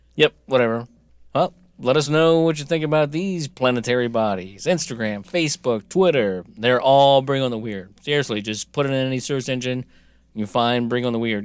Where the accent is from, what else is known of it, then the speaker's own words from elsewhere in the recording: United States; I'm American